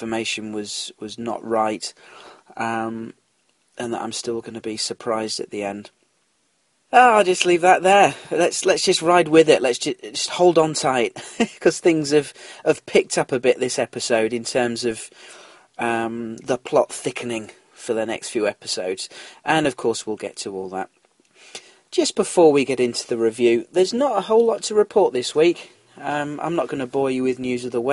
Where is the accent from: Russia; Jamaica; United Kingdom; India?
United Kingdom; London; now in North Yorkshire, United Kingdom; Where do I hail from originally? I was born in London